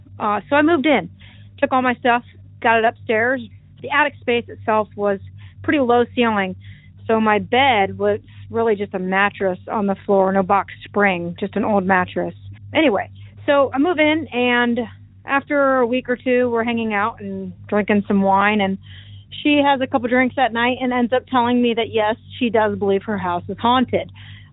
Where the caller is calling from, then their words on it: Iowa, United States; also born or lived in Des Moines, Iowa; I'm calling from Iowa.